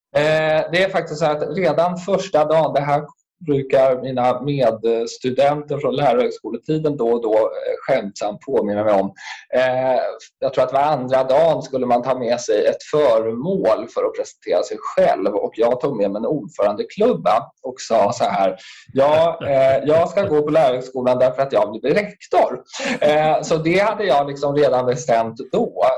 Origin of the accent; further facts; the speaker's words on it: Stockholm, Stockholm County, Sweden; also born or lived in Bredäng; jag är ju född och uppväxt i eh, Sätra